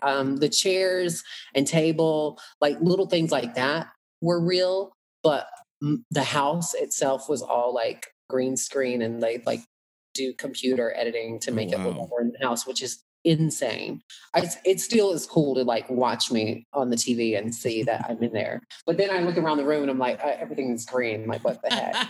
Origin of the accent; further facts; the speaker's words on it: Atlanta, Georgia, United States; accent: country; growing up in Atlanta